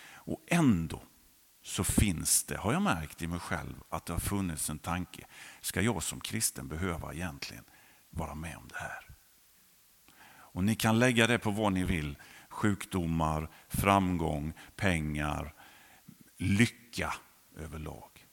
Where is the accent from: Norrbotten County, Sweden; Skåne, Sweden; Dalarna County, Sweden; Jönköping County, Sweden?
Jönköping County, Sweden; also born or lived in Hovslätt; Jag är uppvuxen i Andreaskyrkan på den sidan, numera Fjällstugan